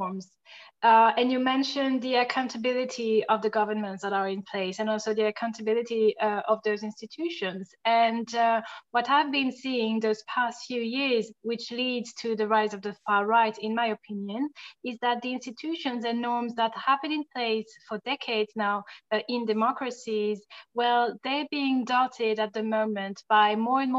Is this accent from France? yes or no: yes; France; accent: French; English is a second language; now in Berlin, Germany; I'm French, as you might be able to hear from my accent.